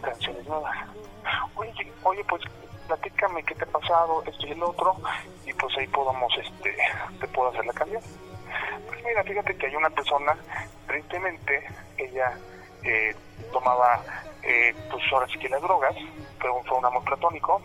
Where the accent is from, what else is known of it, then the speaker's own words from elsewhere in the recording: State of Mexico, Mexico; Originario soy del Estado de México